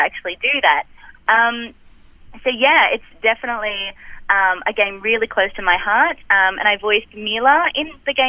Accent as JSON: {"language": "English", "country": "Australia", "accent": "Australian", "said": "I'm Australian"}